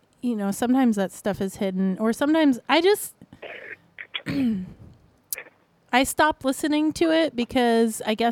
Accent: the South, United States; moved away; I grew up in the South

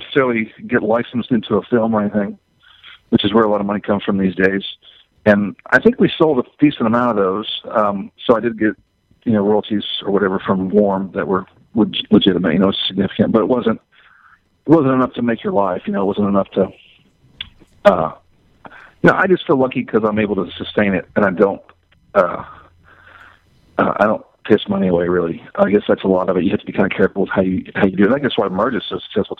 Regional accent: the South, United States; I'm from the South. I was raised Catholic, so obviously I'm not a Catholic now.

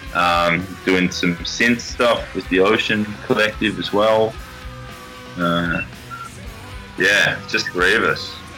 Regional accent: Australia; As an Australian

